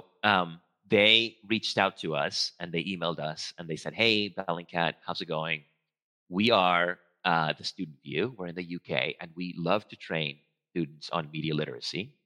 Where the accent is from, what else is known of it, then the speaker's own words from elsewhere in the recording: Venezuela; first language Spanish; English is a second language; moved away; I'm a native Spanish speaker. I'm from Venezuela